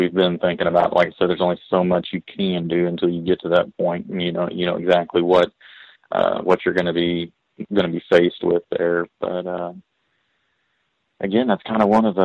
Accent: East Texas, United States; moved away; I grew up in East Texas

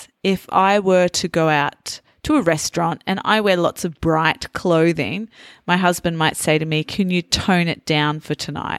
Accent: Australia; accent: Australian; Naturally, as an English teacher, I have toned down my Australian accent. And a lot of people that I meet actually say to me that they can't hear too much of the Australian accent.

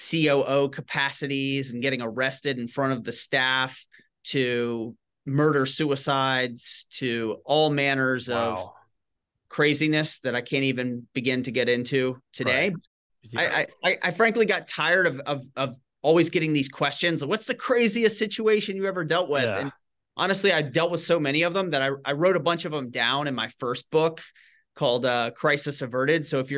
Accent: Shreveport, Louisiana, United States; Growing up, I grew up in Northwest Louisiana in Shreveport and was always involved with writing and journalism and creative writing.

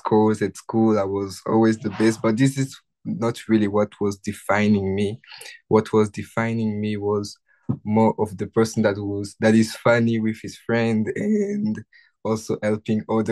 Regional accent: Kinshasa, DR Congo; English is a second language; moved away as an adult; now in Ottawa, Canada; I grew up in the city of Kinshasa

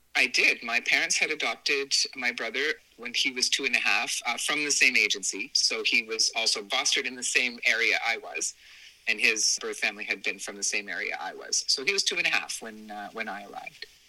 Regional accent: southern Ontario, Canada; born or raised there

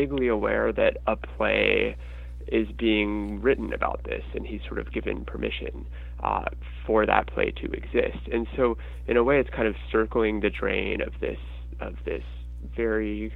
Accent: Denver, Colorado, United States; now in New York, United States; I grew up in Denver

